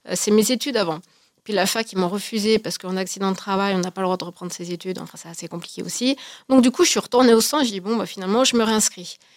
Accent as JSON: {"language": "French", "area": "Haute-Savoie", "region": "Auvergne-Rhône-Alpes", "country": "France", "said": "je suis de Haute-Savoie"}